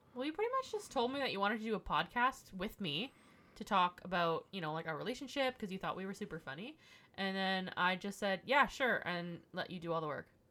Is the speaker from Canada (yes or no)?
yes; Ottawa, Ontario, Canada; I was born and raised here